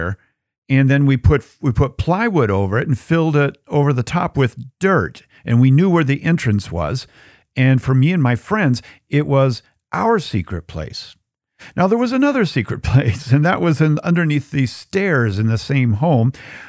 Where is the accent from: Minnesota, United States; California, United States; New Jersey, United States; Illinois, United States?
Minnesota, United States; Bloomington; Well, when I was growing up in Bloomington, Minnesota, in the burbs, I was really big into creating secret places.